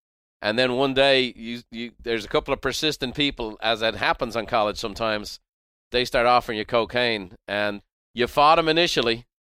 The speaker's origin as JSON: {"language": "English", "country": "Ireland", "said": "I as an Irish guy, the underdog, the undersized guy, you were my guy."}